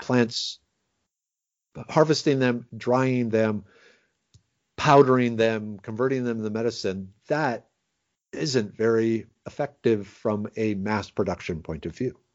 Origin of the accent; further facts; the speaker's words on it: Minnesota, United States; now in Texas, United States; I grew up in Minnesota